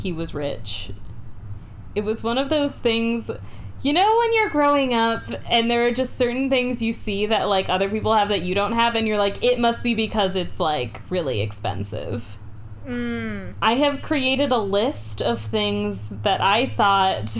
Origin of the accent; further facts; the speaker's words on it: Orange County, California, United States; where I grew up in Orange County